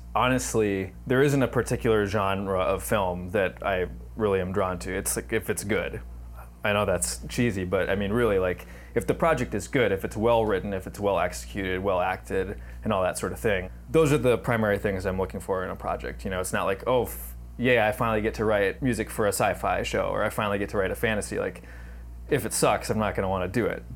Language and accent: English; Anoka, Minnesota, United States; my hometown of Anoka, Minnesota